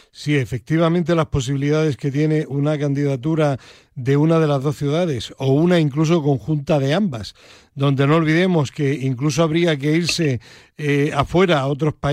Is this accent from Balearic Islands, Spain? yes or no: no; Andalusia, Spain; Jaca y mi tierra, Sierra